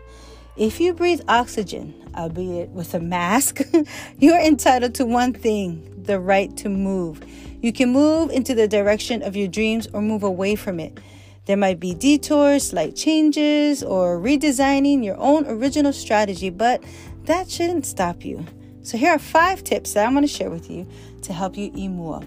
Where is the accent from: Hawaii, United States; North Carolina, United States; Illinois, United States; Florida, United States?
Hawaii, United States; As a child growing up in Hawaii